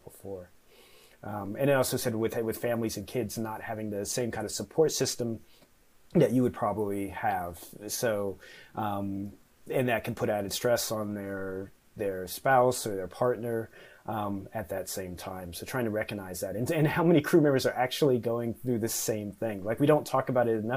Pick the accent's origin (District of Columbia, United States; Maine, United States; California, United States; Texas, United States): District of Columbia, United States; Washington; where I grew up around Washington, D.C.